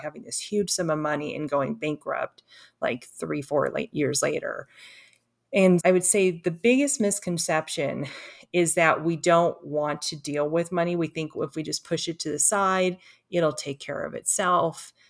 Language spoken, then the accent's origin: English; Los Angeles, California, United States; I grew up in Los Angeles